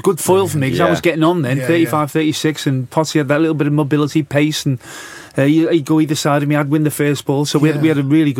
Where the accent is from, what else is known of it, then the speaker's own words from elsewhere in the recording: Bootle, North West England, United Kingdom; accent: Scouse; moved away; Bootle, where I was born.